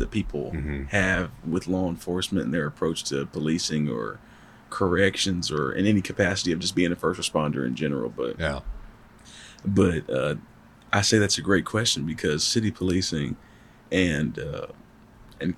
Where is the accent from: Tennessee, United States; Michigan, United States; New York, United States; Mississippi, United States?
Tennessee, United States; Clarksville; moved away as an adult; also born or lived in Memphis, Tennessee / Nashville, Tennessee; now in West Tennessee, United States; born and raised in Clarksville, Tennessee.